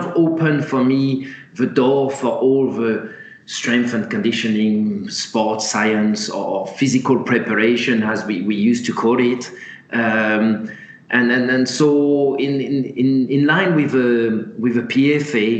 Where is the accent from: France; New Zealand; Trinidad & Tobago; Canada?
France; moved away as an adult; now in England; starting in France, which is my home country, moving across to England in my early 20s